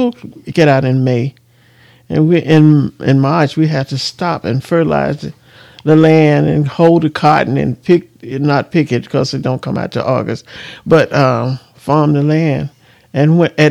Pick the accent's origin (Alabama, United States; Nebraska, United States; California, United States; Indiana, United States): Alabama, United States; Alberta; I was born in Alberta, Alabama